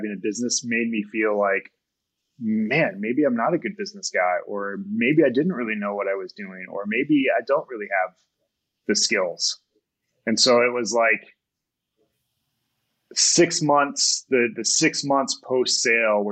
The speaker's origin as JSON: {"language": "English", "town": "Kalamazoo", "region": "Michigan", "country": "United States", "tie": "born or raised there", "moved": "yes", "lives_now": "Colorado, United States", "said": "my wife and I both grew up in Southwest Michigan, Kalamazoo"}